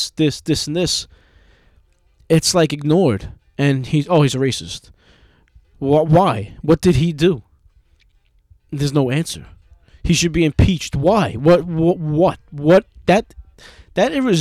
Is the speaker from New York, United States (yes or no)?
yes; New York, United States; I'm just some fucking asshole from New York